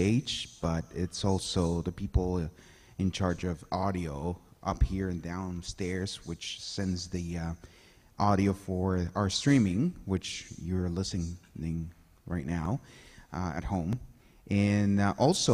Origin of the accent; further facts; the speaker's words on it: El Salvador; now in Halifax; I'm originally from El Salvador, Central America